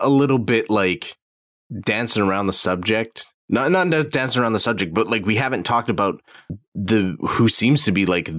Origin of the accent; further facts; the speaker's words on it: Canada; As a Canadian